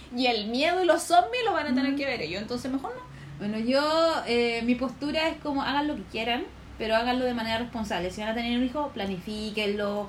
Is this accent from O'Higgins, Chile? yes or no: no; Puente Alto, Santiago Metropolitan Region, Chile; yo soy como de Puente Alto, periferia